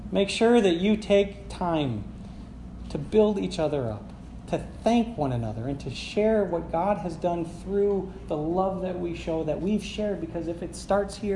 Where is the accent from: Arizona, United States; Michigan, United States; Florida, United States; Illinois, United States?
Michigan, United States; Sagola; I grew up in Sagola.